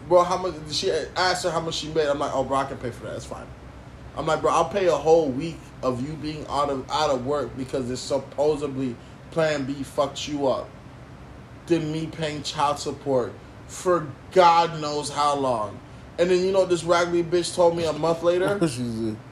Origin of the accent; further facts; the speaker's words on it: United States; I was born in America